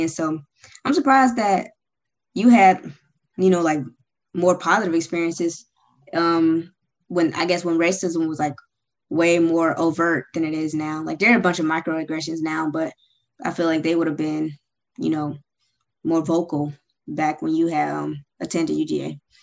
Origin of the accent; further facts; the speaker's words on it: Suwanee, Georgia, United States; also born or lived in Memphis, Tennessee; I'm originally from Memphis, Tennessee, but I grew up in Suwanee, Georgia